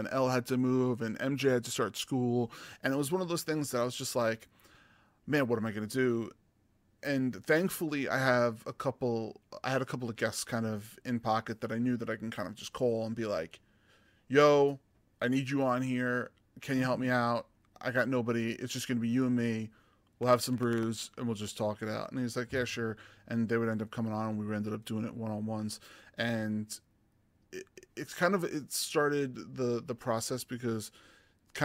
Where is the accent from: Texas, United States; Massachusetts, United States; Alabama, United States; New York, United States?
New York, United States; I'm from New York